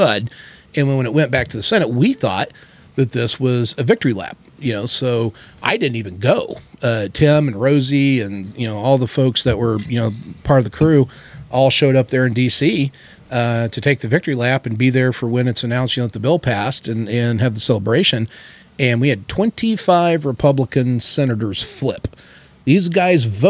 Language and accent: English; Ozark Mountains, Southwest Missouri, United States; moved away as an adult; I grew up in the Ozark Mountains, in Southwest Missouri.